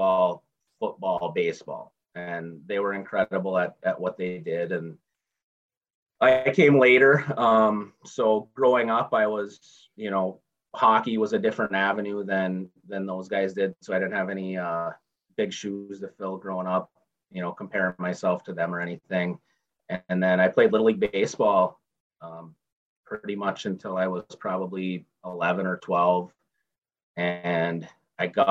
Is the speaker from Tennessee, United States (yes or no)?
no; Hancock, Michigan, United States; now in Madison, United States; I was born and raised in Hancock, Michigan